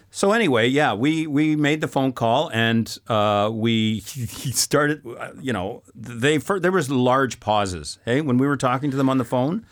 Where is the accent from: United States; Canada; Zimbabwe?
Canada; moved away as an adult; now in France; as a Canadian